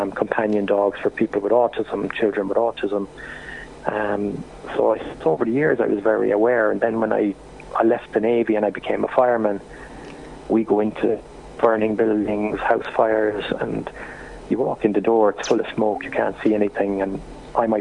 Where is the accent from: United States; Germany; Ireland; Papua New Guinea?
Ireland; Cork, Munster; I'm from Cork